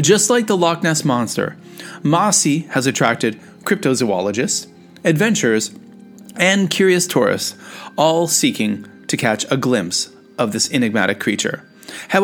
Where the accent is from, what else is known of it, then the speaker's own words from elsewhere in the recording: Canada; I'm a Canadian